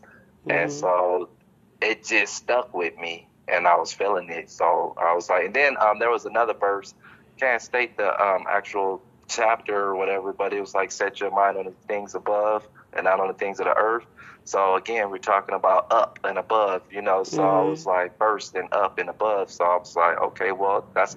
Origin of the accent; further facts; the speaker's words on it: Long Beach, California, United States; also born or lived in Compton; about like 13, I moved to Compton from Long Beach